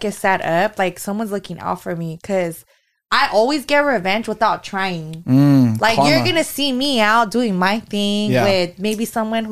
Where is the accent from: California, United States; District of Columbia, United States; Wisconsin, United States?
California, United States; Fresno; moved away as an adult; also born or lived in Sacramento; we moved to Sacramento and we're both from Fresno